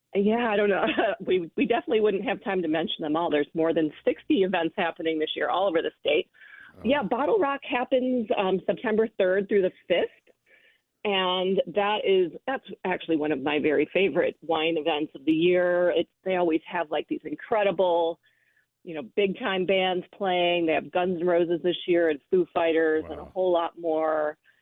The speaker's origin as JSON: {"language": "English", "region": "Michigan", "country": "United States", "moved": "yes", "lives_now": "Sonoma, United States", "said": "I'm from Michigan"}